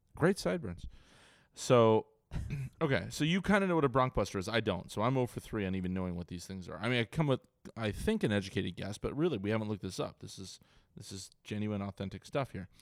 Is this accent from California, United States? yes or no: yes; Ventura, California, United States; now in San Diego, United States; I grew up in Ventura, Ventura County